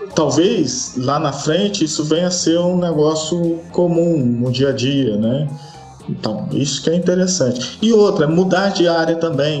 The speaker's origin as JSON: {"language": "Portuguese", "region": "Rio de Janeiro", "country": "Brazil", "moved": "as an adult", "lives_now": "Espírito Santo, Brazil", "said": "eu sou do Rio"}